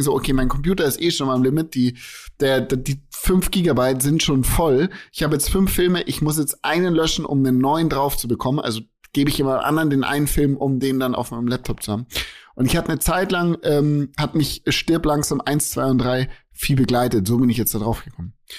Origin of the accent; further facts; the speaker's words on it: Germany; bei uns in Deutschland